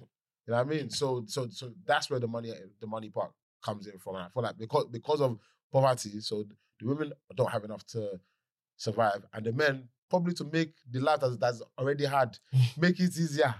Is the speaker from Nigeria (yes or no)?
yes; Nigeria; as a Nigerian